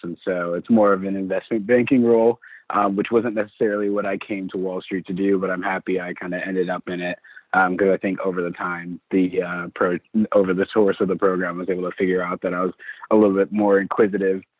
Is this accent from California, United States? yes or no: no; St. Louis, Missouri, United States; I'm from St. Louis, Missouri.